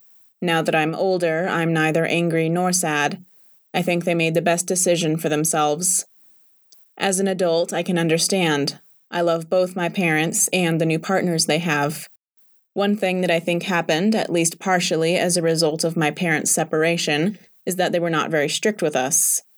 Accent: Tumán, Lambayeque, Peru; first language Spanish; English is a second language; My homeland, Tumán, is in the northern part of Peru. Spanish is my native language. The climate is very warm in that part of the country. In Tumán, almost everyone works at the factory.

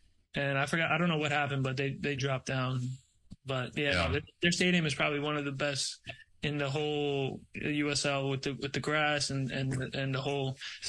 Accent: Brazil; born there; Because I was born in Brazil. I watched the Brazilian leagues.

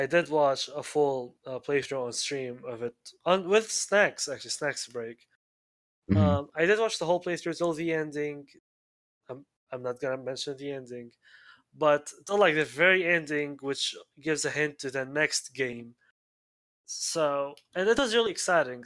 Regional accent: Syria; first language Arabic; English is a second language; now in United States; I am from Syria

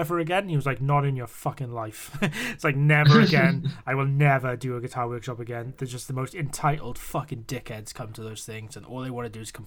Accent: United Kingdom; we are British

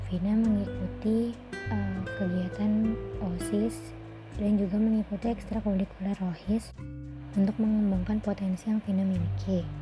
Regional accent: Jakarta, Indonesia; born there; Aku lahir di Jakarta pada tanggal 16 September tahun 2002.

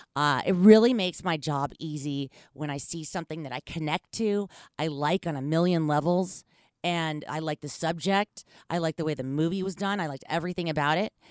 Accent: Los Angeles, California, United States; moved away as an adult; now in Bay Area, United States; I live in the Bay Area, but I grew up in Los Angeles. I lived there for almost nineteen years

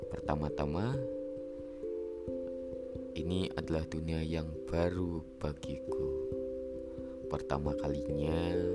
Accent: Pekalongan, Central Java, Indonesia; born there; umurku kali ini baru menginjak 20 tahun dan aku lahir di Pekalongan lebih tepatnya di perbatasan antara Kabupaten Pekalongan dan Kabupaten Banjarnegara

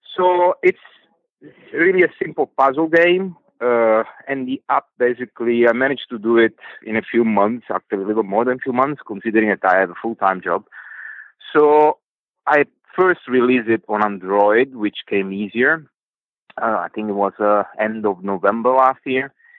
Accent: Italy; moved away as an adult; now in Singapore; I'm Italian

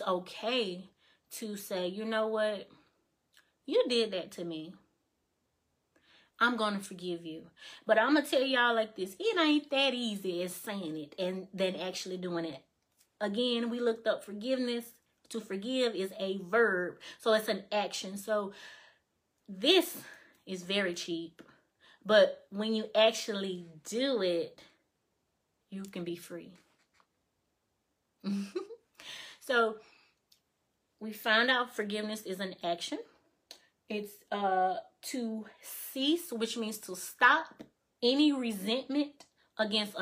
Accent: Mississippi, United States; moved away as an adult; now in Alabama, United States; I don't live in Mississippi anymore. I live in Alabama

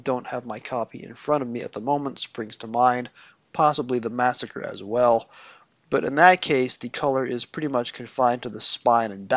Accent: United States; both being American

